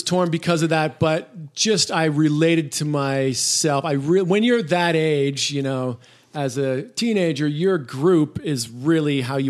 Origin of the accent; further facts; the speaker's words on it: Toronto, Ontario, Canada; moved away as an adult; now in South Bay, California, United States; I grew up in Toronto